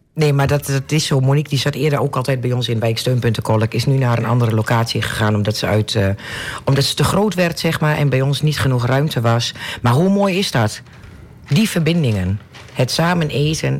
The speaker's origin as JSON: {"language": "Dutch", "country": "Netherlands", "said": "Ik ben een echte Nederlander, een echte Hollandse."}